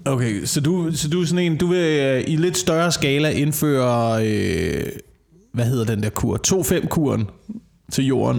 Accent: Slagelse, Zealand, Denmark; jeg voksede op i Slagelse, hvor der ikke var en eneste fucking café

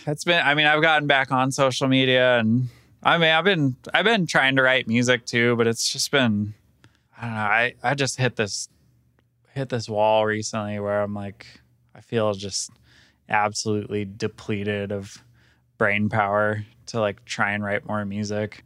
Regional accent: Sacramento, California, United States; now in Colorado, United States; I grew up in Sacramento, so I would go ride around, like, Tahoe and Auburn and those areas

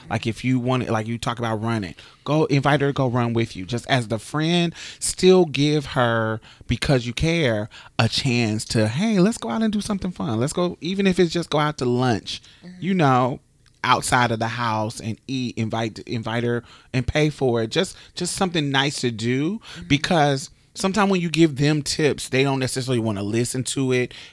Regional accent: Indianapolis, Indiana, United States; in my mother's city, I'm from Indianapolis.

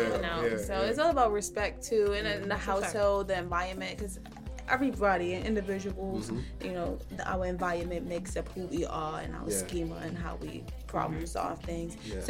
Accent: Harlem, New York, United States; I can't date one from Harlem either. I'm from Harlem.

